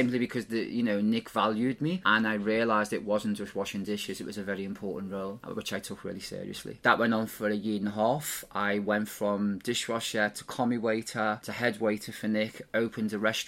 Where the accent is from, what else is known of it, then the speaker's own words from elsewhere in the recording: Liverpool, North West England, United Kingdom; I obviously come from Liverpool, never lost that accent. I grew up in Everton.